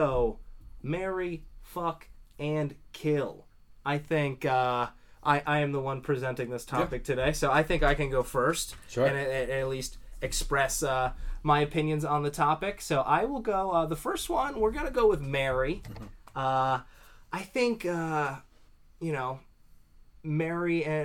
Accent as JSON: {"language": "English", "region": "South Florida", "country": "United States", "tie": "born or raised there", "said": "I grew up in South Florida on the bank of a canal"}